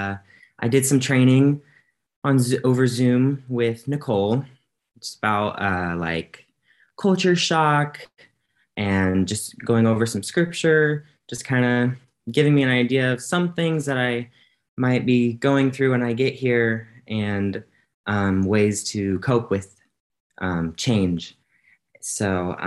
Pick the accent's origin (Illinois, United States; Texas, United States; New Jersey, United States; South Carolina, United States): Illinois, United States; moved away as an adult; now in Hungary; I'm a college student and I'm from Illinois in the US